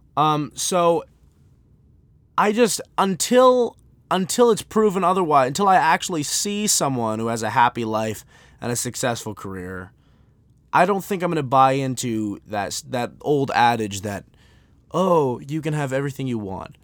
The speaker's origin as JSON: {"language": "English", "country": "United States", "said": "I'm an American"}